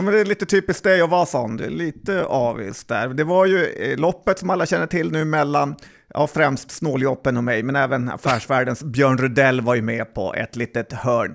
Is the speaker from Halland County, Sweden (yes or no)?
no; Västerbotten County, Sweden; som västerbottning